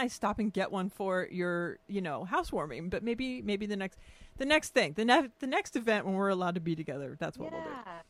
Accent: California, United States; growing up in California

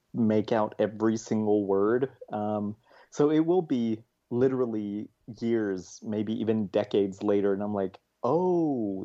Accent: Colorado, United States; I'm from Colorado.

